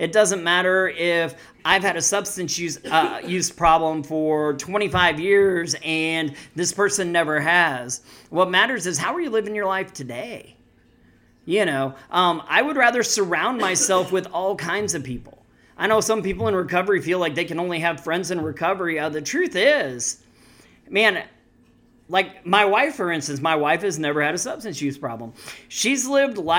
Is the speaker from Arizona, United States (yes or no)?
no; Missouri, United States; I'm from Missouri.